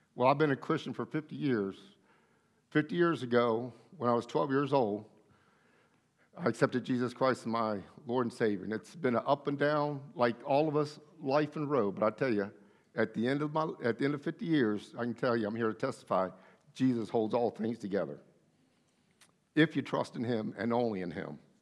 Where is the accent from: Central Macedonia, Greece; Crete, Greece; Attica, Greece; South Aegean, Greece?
Attica, Greece; Athens; I was born in Athens, Greece